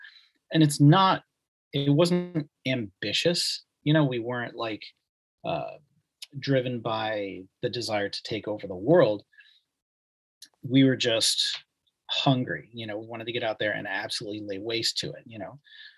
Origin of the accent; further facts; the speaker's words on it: Mechanicville, New York, United States; also born or lived in Albany, United States / Brooklyn, United States / Philadelphia, United States; Yeah, I'm from Mechanicville, once visited by Steve Carell. I lived in Albany. I lived in Brooklyn, worked on Manhattan for a while, lived in Philly, lived on the main line in PA, Norristown, Audubon, et cetera.